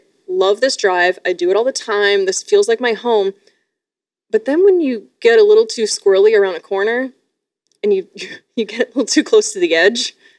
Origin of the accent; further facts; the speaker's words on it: Sarnia, Ontario, Canada; moved away; I escaped the grips of Sarnia, Ontario.